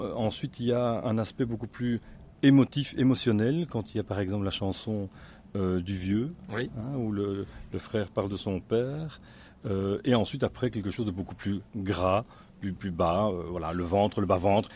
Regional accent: Belgium

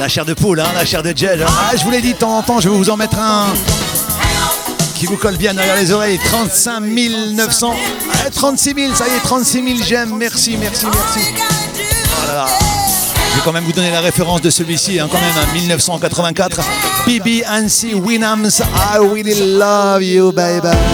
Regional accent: the Nord, Hauts-de-France, France; ici dans le Nord, parce que maintenant je suis du Nord, hein. ah, je suis revenu à la base.

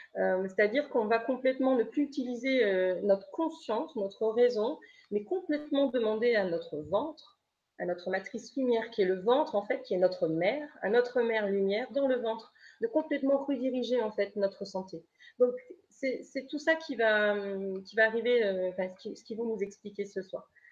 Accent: Lorient, Brittany, France; je viens de Lorient

